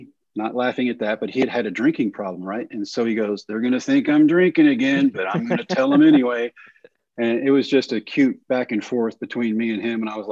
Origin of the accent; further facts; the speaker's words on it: Texas, United States; my home state